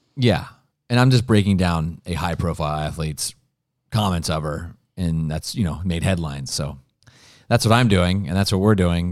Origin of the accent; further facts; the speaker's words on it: Ohio, United States; Ohio, my home state